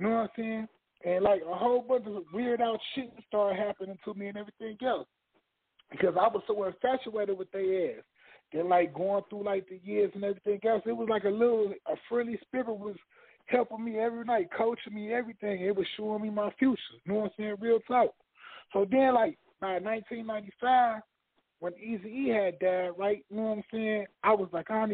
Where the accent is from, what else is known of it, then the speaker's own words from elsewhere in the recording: Chicago, Illinois, United States; moved away; also born or lived in Cleveland, Ohio; I grew up in Chicago